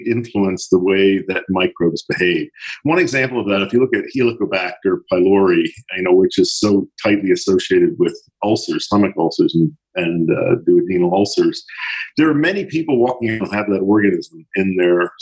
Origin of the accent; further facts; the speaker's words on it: Philadelphia, Pennsylvania, United States; I grew up in Philadelphia, and I was born in 1942